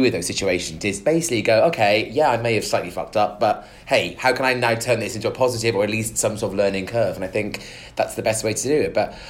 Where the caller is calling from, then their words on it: Nigeria; although I'm currently not in the UK, I'm listening from Nigeria and consider myself to be your biggest Nigerian fan.